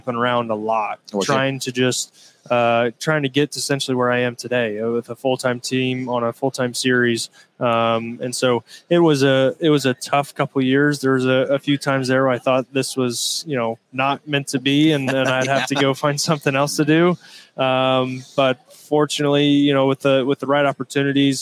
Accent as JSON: {"language": "English", "region": "Indiana", "country": "United States", "tie": "born or raised there", "said": "my home state, Indiana."}